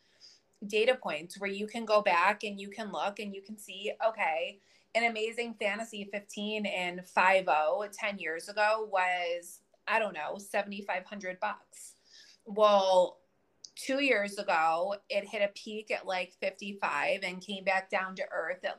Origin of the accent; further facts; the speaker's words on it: Rochester, New York, United States; moved away as an adult; now in Sarasota, United States; I'm down in Florida in the Sarasota area, but I'm from Western New York. I grew up in Rochester up until 3 years ago